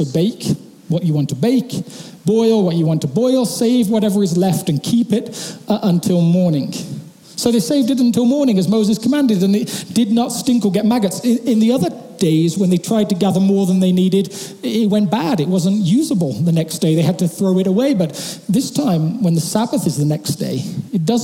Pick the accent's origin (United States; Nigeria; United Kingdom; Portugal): United Kingdom; England; moved away; my hometown back in England